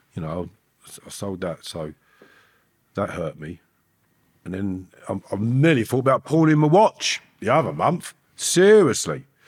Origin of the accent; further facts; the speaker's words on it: Harefield, London, United Kingdom; the place where I grew up in Harefield